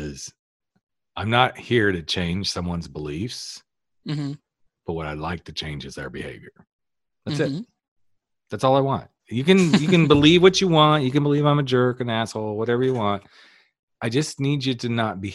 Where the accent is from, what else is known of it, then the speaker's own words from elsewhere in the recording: the South, United States; accent: Southern; I was from the South too